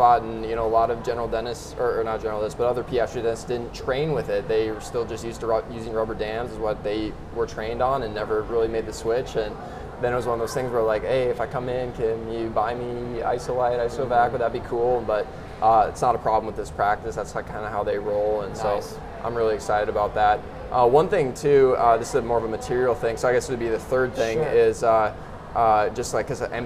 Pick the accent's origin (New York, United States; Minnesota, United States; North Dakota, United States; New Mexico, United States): North Dakota, United States; moved away as an adult; also born or lived in Iowa; now in Omaha, United States; I am originally from North Dakota